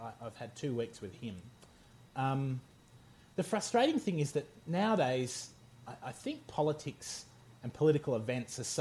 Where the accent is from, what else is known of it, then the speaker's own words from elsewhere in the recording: Australia; also born or lived in England; I was born in England and my family's English, and sort of obviously, despite living most of my life in Australia, sort of grew up in an English household